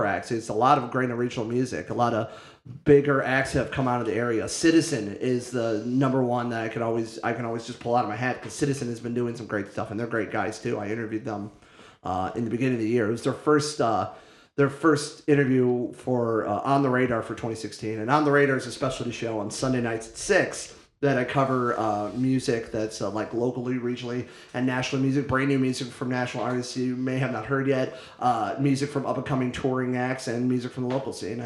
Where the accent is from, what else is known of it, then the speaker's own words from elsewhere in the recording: Copley, Ohio, United States; now in Toledo, United States; I'm originally from Akron, Ohio, in a town called Copley